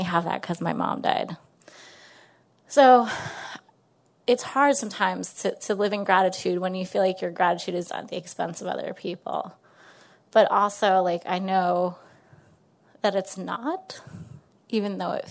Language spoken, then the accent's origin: English; Westchester County, New York, United States; I'm from Westchester County, New York, right outside the city